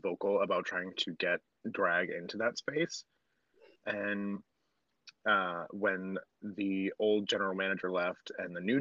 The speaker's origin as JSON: {"language": "English", "town": "Boston", "region": "Massachusetts", "country": "United States", "also_born_or_lived": "New York, New Jersey area", "moved": "as an adult", "lives_now": "New York/New Jersey area, United States", "said": "I am originally from Boston, and I started dabbling back home before I moved here to the New York, New Jersey area"}